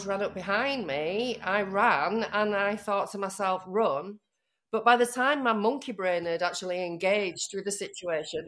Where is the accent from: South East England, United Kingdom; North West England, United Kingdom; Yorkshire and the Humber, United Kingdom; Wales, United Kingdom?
Yorkshire and the Humber, United Kingdom; Leeds; now in Liverpool, United Kingdom; I live in Liverpool. I'm from Leeds, though.